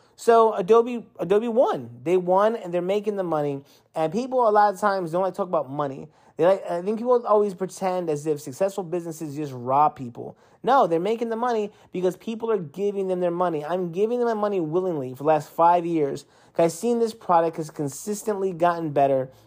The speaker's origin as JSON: {"language": "English", "region": "East Coast", "country": "United States", "moved": "yes", "said": "I'm from the East Coast and I'm used to the winter more"}